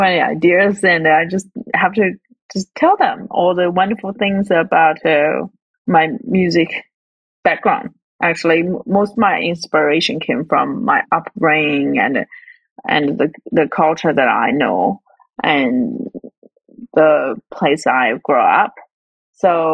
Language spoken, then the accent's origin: English; Northwest China, China; moved away as an adult; now in Melbourne, Australia; my hometown, which is in the northwest of China.